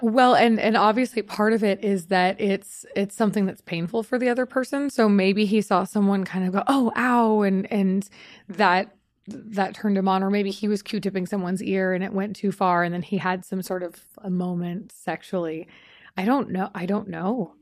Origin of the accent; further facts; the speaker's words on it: Long Beach, California, United States; moved away as an adult; also born or lived in Austin, Texas / Las Vegas; now in Los Angeles, United States; I grew up in in Long Beach, California